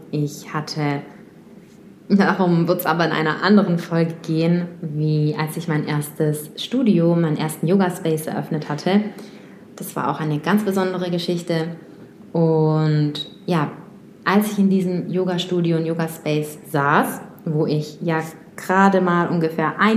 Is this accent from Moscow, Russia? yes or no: yes; Moscow, Russia; born there; German is a second language; ich bin in Moskau geboren, ich bin in Russland zur Welt gekommen und habe dann auch schon oft meinen Wohnort gewechselt.